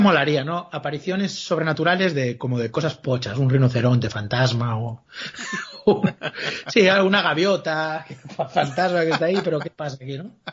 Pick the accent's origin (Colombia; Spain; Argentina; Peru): Spain; Galicia; como buen gallego